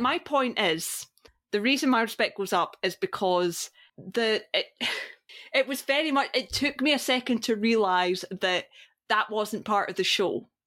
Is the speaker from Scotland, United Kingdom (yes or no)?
yes; Scotland, United Kingdom; I'm Scottish